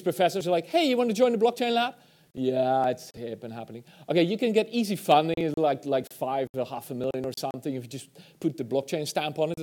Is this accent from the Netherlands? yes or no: yes; Netherlands; I'm from the Netherlands